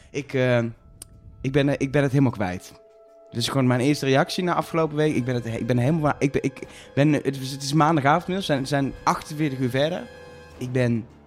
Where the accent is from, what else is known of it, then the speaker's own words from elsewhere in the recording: North Brabant, Netherlands; Ik kom uit Brabant